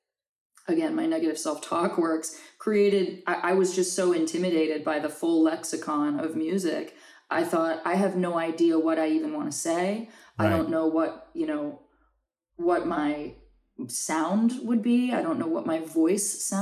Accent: New Orleans, Louisiana, United States; now in Los Angeles, United States; grew up in New Orleans, and the influence of both French and Spanish culture is everywhere

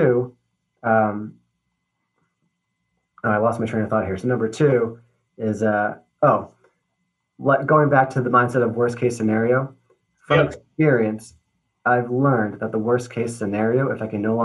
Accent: Newburyport, Massachusetts, United States; My hometown of Newburyport, Massachusetts

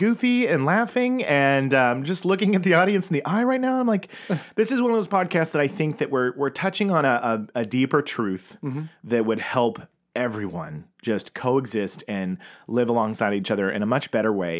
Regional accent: Tulsa, Oklahoma, United States; I grew up in that world. I grew up in Tulsa, Oklahoma

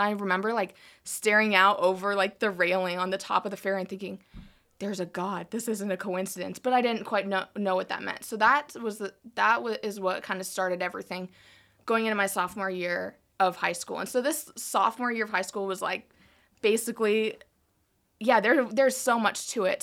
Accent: South Dakota, United States; moved away as an adult; also born or lived in South Carolina / Colorado; I was born in South Carolina, but only lived there, like, three months, and then I moved to South Dakota. So, um, most of my life, like, was in South Dakota. So, I was there eighteen years

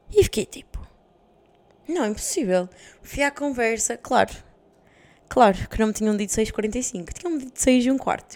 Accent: Portugal; moved away as an adult

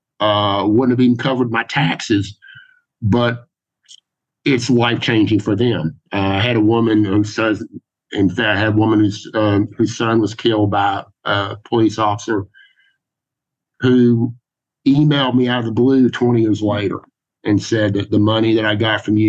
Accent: Georgia, United States; I wish that I'd said, well, Judge, I'm from Georgia, and And to us, it looks more like Smokey and the Bandit.

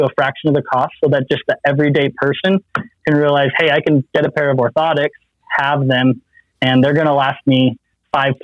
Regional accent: Utah, United States; I'm from Utah

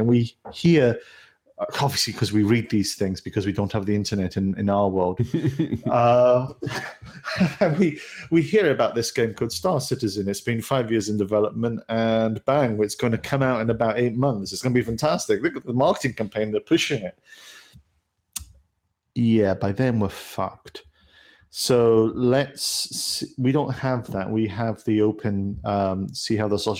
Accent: United Kingdom; As a Brit

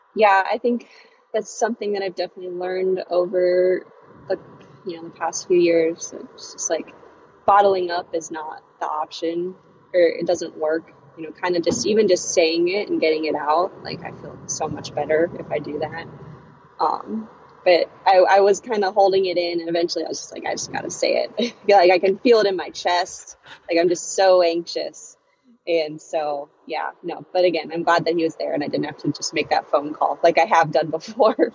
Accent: Chesapeake, Virginia, United States; also born or lived in Minnesota; now in Charlottesville, United States; I was born in Minnesota, but I moved to Virginia when I was uh, 10 years old. So I really I've lived in Virginia most of my life, so I I pretty much just say I'm from Virginia

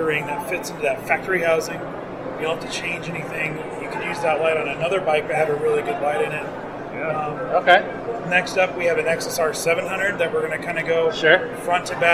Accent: Colorado, United States; now in Tracy, United States; I grew up in Colorado

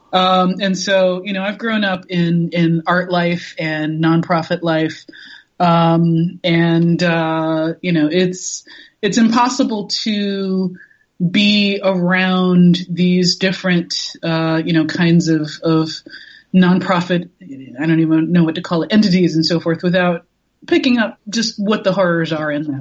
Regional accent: New York, United States; I am a New Yorker

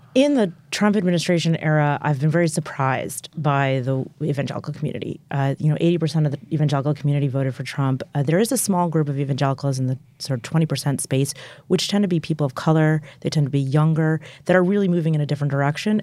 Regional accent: United States; I'm an American Jew

